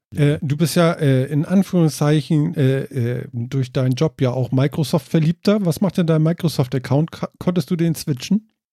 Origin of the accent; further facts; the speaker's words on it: Germany; bei uns in Deutschland